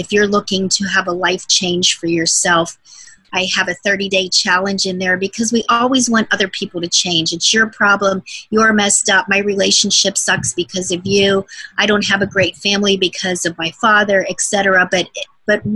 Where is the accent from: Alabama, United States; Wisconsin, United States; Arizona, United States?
Arizona, United States; moved away as an adult; now in Hawaii, United States; I'm originally from Arizona, most of my adult life lived there.